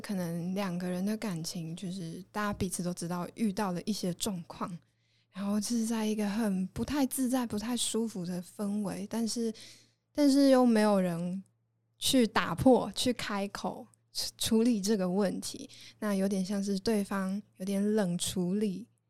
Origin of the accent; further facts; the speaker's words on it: Taoyuan, Taiwan; moved away as an adult; also born or lived in Taichung; 我是桃园人，但好像很多人都以为我是台中人。